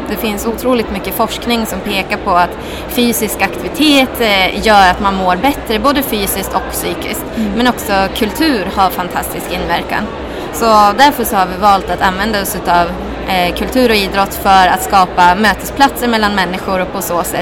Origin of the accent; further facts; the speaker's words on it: Östersund, Jämtland, Sweden; Jag kommer själv från Östersund